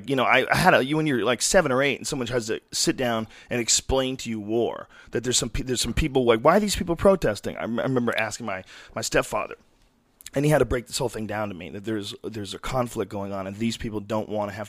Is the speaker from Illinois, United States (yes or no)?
no; San Francisco, California, United States; And I grew up in San Francisco when I was a little kid from age 7 to 11.